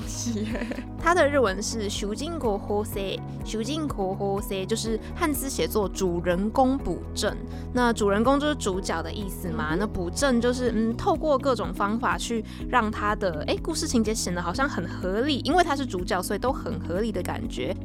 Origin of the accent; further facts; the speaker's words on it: Taiwan; 我们台湾人